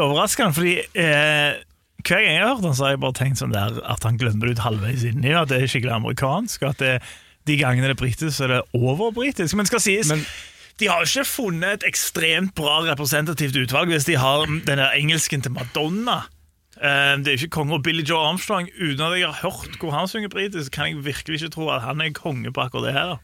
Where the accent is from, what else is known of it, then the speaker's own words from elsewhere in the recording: Sandnes, Rogaland, Norway; jeg er fra Sandnes